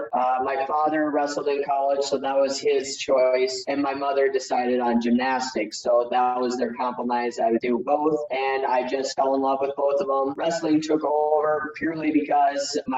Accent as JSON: {"language": "English", "town": "Fargo", "region": "North Dakota", "country": "United States", "tie": "born or raised there", "said": "I'm from Fargo, North Dakota, small town in North Dakota. Actually, it's the biggest town in North Dakota, but still very small."}